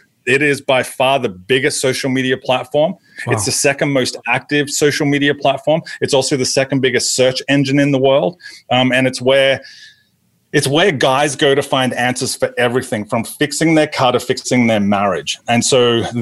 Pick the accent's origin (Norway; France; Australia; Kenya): Australia; moved away as an adult; also born or lived in New Jersey; now in Atlanta, United States; I was born in Australia. In Australia, I was a TV sports reporter for our version of ESPN Sports Center before I decided to go into full-time ministry